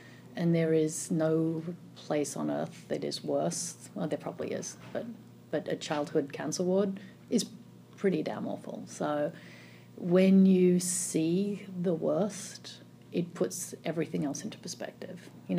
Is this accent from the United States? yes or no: no; Melbourne, Victoria, Australia; Melbourne, Australia.